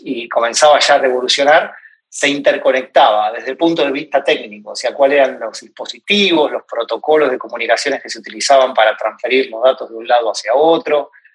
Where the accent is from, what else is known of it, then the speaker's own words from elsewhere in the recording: Argentina; moved away as an adult; also born or lived in Ireland / United States; now in New York, United States; hace ya cinco años que, que me fui de Argentina aproximadamente, para aceptar una oferta de trabajo